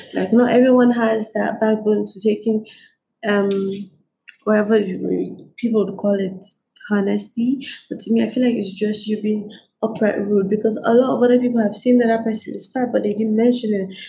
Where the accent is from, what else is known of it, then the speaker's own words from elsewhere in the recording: Nigeria; I'm Nigerian.